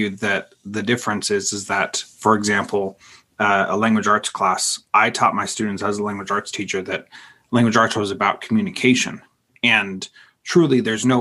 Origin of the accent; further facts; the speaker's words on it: the West, United States; I grew up in the West